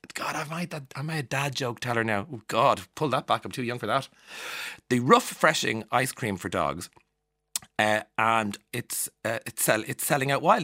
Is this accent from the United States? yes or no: no; Ireland; accent: Irish; also born or lived in London; being Irish and living abroad as an Irish person.